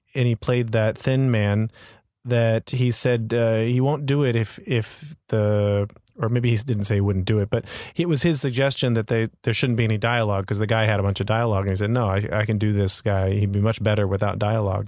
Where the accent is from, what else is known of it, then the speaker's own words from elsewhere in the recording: Florida, United States; now in Hong Kong; I grew up in Florida.